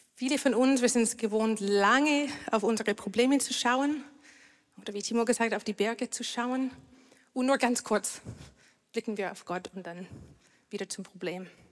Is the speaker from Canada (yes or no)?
yes; Canada; German is a second language; now in Germany; Ich komme aus Kanada